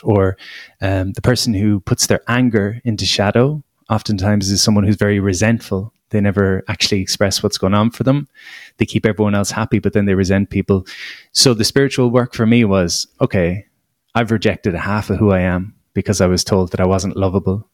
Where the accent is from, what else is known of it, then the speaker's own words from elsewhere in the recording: Ireland; as an Irish person